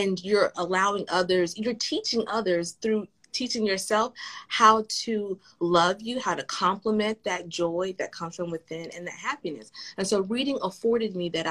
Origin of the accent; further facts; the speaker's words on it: the South, United States; as a Southerner, I love Southern history